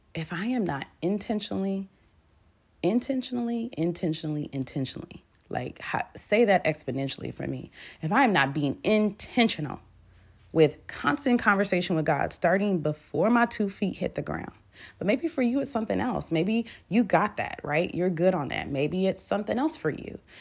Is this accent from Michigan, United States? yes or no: yes; Michigan, United States; moved away; my family and I, so we're from Michigan